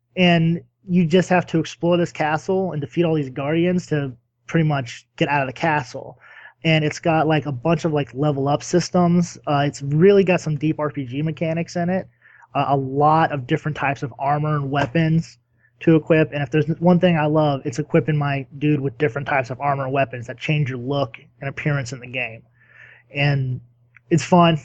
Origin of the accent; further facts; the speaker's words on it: United States; I'm American